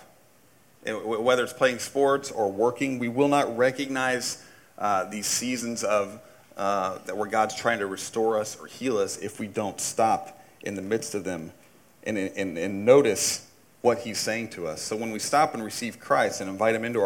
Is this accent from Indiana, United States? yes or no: yes; Indiana, United States; I grew up in Indiana. There's a couple things we do in Indiana